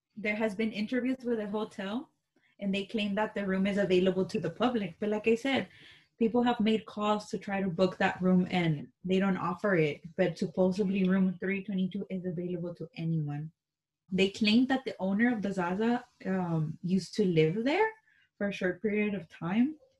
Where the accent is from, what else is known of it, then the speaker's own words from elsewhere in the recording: Texas, United States; we're from Texas.